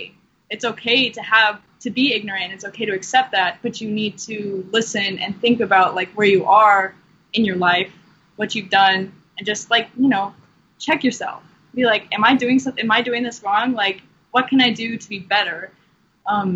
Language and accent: English; Washington, United States; moved away; a person from Washington State